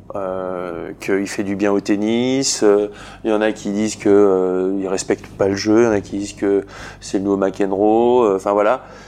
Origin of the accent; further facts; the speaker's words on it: Bourg-en-Bresse, Auvergne-Rhône-Alpes, France; je viens de Bourg-en-Bresse